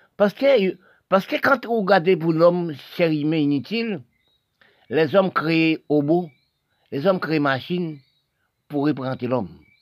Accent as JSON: {"language": "French", "country": "Haiti", "tie": "born or raised there", "also_born_or_lived": "French Guiana", "said": "je suis né en Haïti. Oui, je suis en Haïti, je parle aussi de mon pays."}